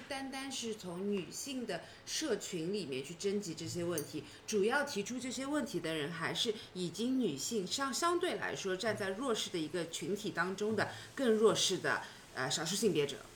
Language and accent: Chinese; China; 我在国内的这个环境开，成长起来的